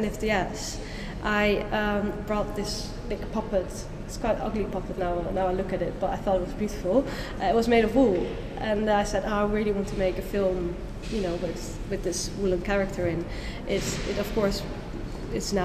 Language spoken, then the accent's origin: English; Netherlands; moved away as an adult; now in United Kingdom; I went to an art school in the Netherlands. I come from the Netherlands